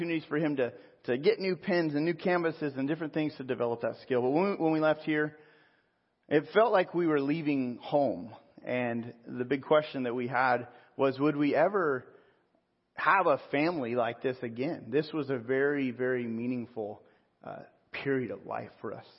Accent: Pismo Beach, California, United States; also born or lived in San Jose / Sonoma; now in Riverside, United States; Central coast of Pismo Beach was the town I was pretty much raised

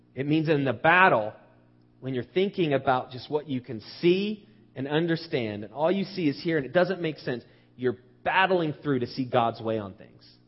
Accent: United States; as Americans

